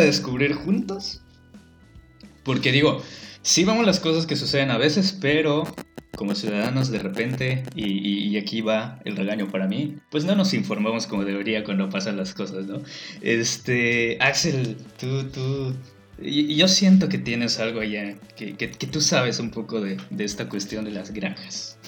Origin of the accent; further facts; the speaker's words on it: Yucatán, Mexico; en nuestra doble moral como yucatecos